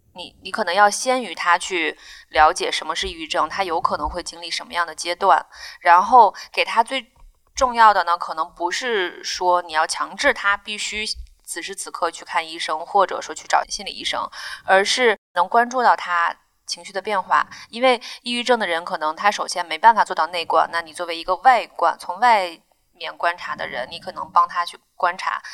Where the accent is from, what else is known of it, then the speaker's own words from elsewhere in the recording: Inner Mongolia, China; moved away as an adult; also born or lived in Zhuhai; now in Beijing, China; 在我们家乡的内蒙的医院